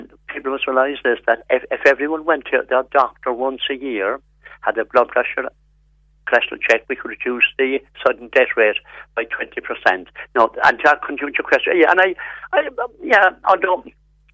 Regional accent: Cork, Munster, Ireland; I was born in Cork with my twin brother, my late brother

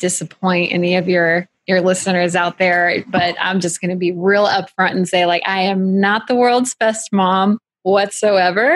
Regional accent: United States; We're American

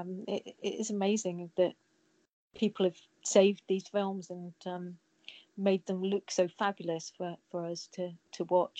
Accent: Nottingham, East Midlands, United Kingdom; I'm from Nottingham.

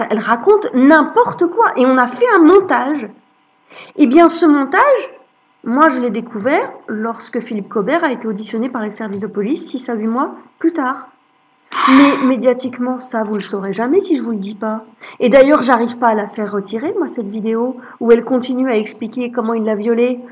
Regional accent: Lorraine, Grand Est, France; je suis née en Lorraine, j'ai grandi en Lorraine

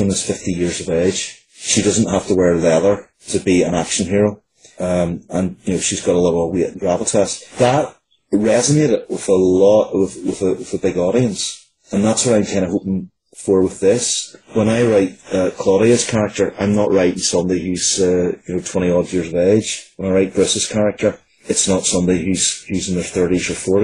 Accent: Northern Ireland, United Kingdom; born or raised there

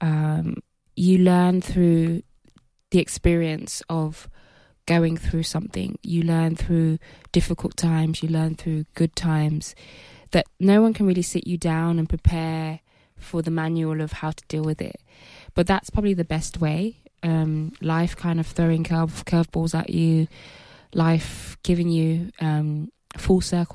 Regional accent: England, United Kingdom; I grew up in England, but my family are of Nigerian heritage

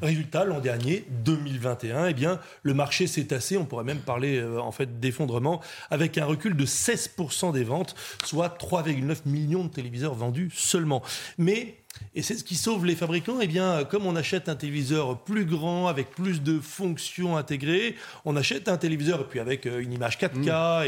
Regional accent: France; on est français, on n'est pas anglo-saxon

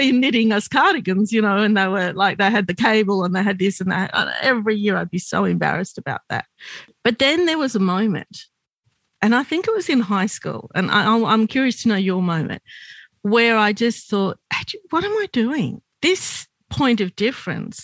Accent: Australia; I'm Lebanese Australian

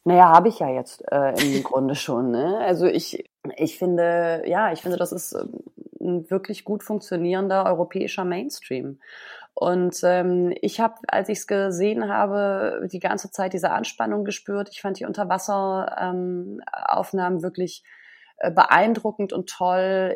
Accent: Berlin, Germany; ich als Berlinerin

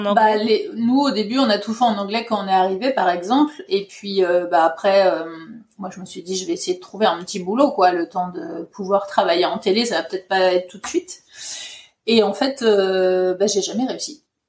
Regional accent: Ardennes, Grand Est, France; moved away as an adult; also born or lived in Paris, France; now in Norway; je suis originaire euh, des Ardennes

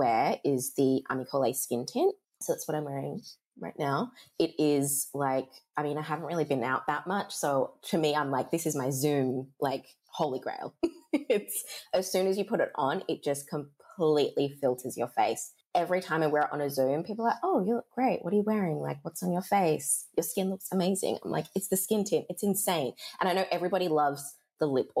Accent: Perth, Western Australia, Australia; accent: Australian; spent so much of my childhood here being in my mum's braiding salon, which was one of the first in Australia, and it was probably the first here in Perth

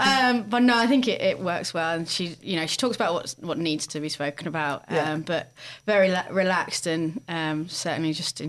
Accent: England, United Kingdom; Yeah, because my parents were from the north of England, and but I grew up in the south, and there's two very different accents.

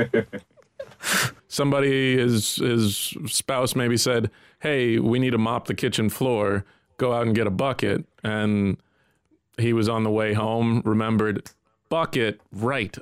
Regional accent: United States; as an American

